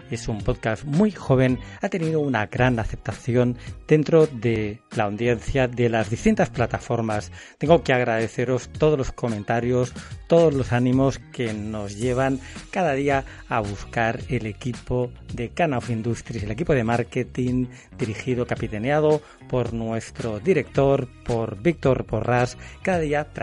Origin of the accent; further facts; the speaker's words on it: Barcelona, Catalonia, Spain; Yo que además soy de Barcelona